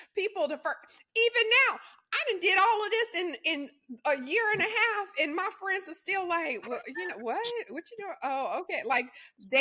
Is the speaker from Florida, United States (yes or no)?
no; Louisiana, United States; I come from Louisiana.